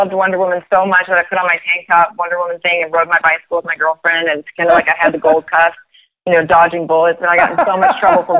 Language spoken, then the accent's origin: English; Oregon, United States; born or raised there